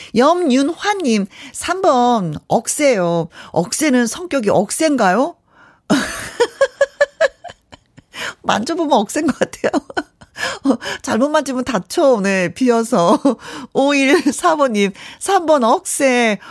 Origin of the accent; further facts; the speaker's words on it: Wonju, Gangwon, South Korea; also born or lived in Hyeon-ri, Inje / Yanggu; 강원도 저는 현리에서 태어났어요. 그래서 양구에서도 좀 오래 살았고 원주에서는 더 많이 살았고